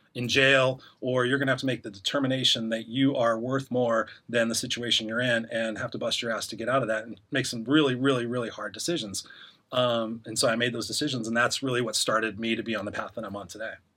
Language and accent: English; Inglewood, California, United States; also born or lived in Los Angeles; I grew up in Inglewood where I was the only white kid on my street